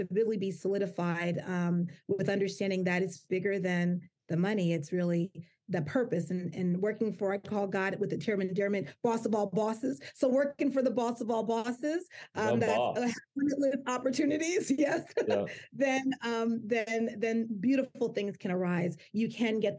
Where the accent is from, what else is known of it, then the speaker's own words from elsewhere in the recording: United States; my family came from Jamaica, my mom and my dad, and I was born here in the United States